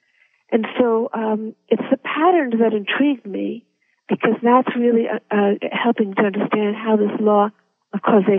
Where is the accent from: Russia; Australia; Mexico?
Russia; born there; I had to go back into my previous birth to understand why I was born in Russia.